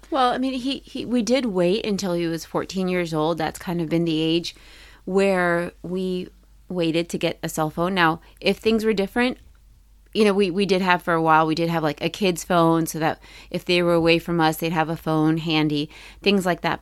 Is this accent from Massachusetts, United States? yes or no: no; Maryland, United States; I grew up in Maryland.